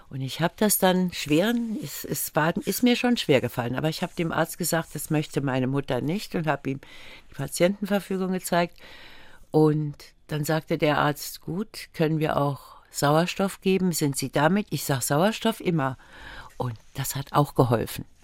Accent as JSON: {"language": "German", "town": "Völklingen", "region": "Saarland", "country": "Germany", "tie": "born or raised there", "said": "war so ein bisschen am Rande von Völklingen und ich bin so ganz normal aufgewachsen."}